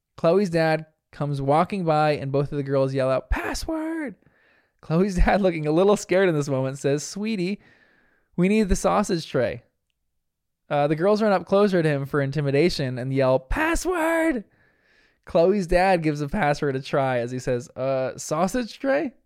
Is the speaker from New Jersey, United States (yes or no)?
yes; New Jersey, United States; I'm from New Jersey, where we speak proper English